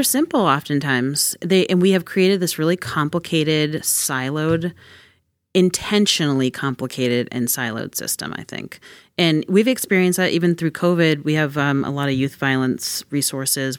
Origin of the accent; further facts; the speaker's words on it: Massachusetts, United States; I'm excited that I get to do this work in my hometown, too.